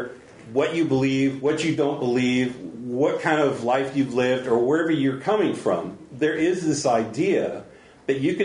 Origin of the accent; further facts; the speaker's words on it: San Bernardino, California, United States; now in Orange County, United States; I escaped from San Bernardino, and that's where I was born. And I stayed here